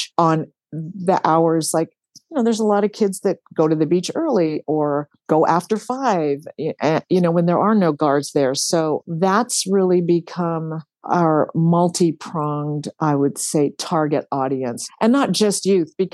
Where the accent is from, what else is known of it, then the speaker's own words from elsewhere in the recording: Hawaii, United States; growing up in Hawaii